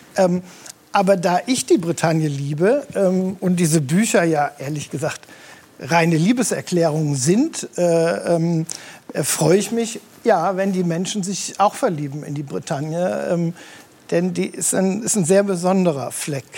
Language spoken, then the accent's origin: German; Rhineland, Germany; ich bin ja im Rheinland geboren